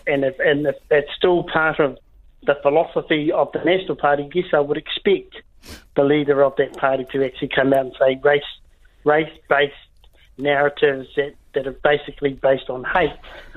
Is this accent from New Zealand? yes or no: yes; New Zealand; I'm first and foremost, I'm from a tribe, I'm from an iwi, I'm Māori, but I'm also a New Zealander.